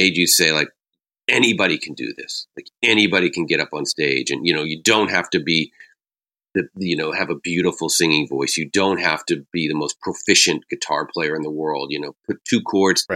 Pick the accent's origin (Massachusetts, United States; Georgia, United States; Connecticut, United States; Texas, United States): Massachusetts, United States; New England; growing up in New England